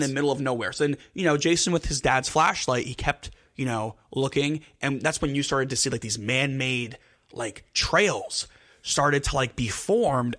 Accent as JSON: {"language": "English", "region": "New Jersey", "country": "United States", "said": "we're from Jersey. We're from Jersey."}